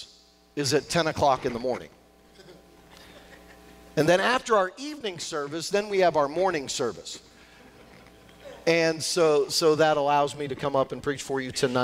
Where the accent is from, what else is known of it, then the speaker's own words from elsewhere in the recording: New Castle, Pennsylvania, United States; moved away as an adult; also born or lived in Washington, D.C.; now in Pittsburgh, United States; I'm from the Newcastle area, so I really didn't know anybody in the South Hills.